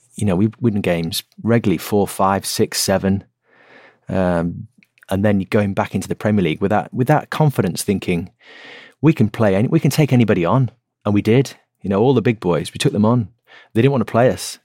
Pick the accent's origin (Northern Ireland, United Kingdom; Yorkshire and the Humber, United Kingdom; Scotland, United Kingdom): Yorkshire and the Humber, United Kingdom; Great Ayton; moved away as an adult; also born or lived in Shrewsbury; I grew up in a, a little village called Great Ayton, which is just south of Middlesbrough.